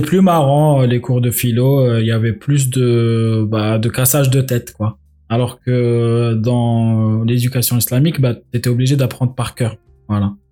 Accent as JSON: {"language": "French", "country": "Algeria", "moved": "yes", "said": "dans les pays musulmans, bah, enfin, en Algérie en tout cas, il y avait l'éducation islamique"}